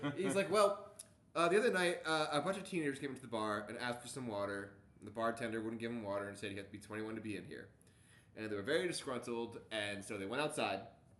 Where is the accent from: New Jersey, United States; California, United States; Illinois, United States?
New Jersey, United States; now in Baltimore, United States; "I'm from New Jersey!"